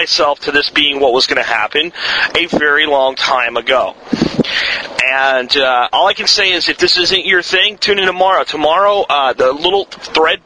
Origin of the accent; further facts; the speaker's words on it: United States; I'm an American and I live here